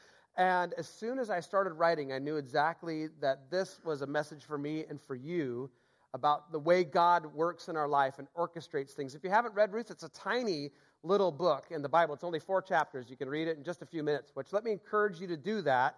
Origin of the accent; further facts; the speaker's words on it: Seattle, Washington, United States; also born or lived in Boston / Mill Creek, Washington; born and raised in Seattle